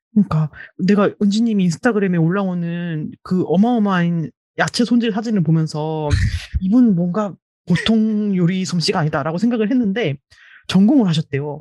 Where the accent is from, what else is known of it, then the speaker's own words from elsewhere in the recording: Daejeon, South Korea; moved away as an adult; now in Seoul, South Korea; 대전 출신이잖아요. 초중고를 다 대전에서 다녔고 대학만 이제 서울로 와서 그때부터 서울에 살고 있는 케이스인데